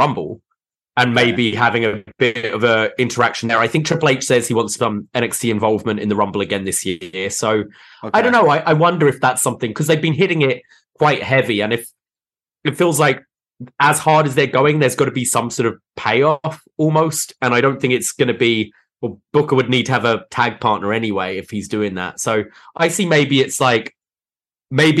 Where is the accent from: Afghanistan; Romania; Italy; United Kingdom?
United Kingdom; I as the Brit here